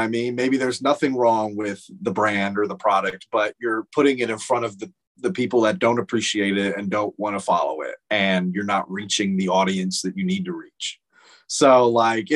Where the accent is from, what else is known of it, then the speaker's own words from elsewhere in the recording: Phoenix, Arizona, United States; I'm from Phoenix